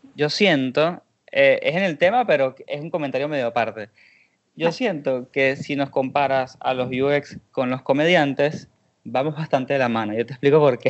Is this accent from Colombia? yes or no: no; Venezuela; now in Argentina; yo estoy en Argentina, pero yo soy de Venezuela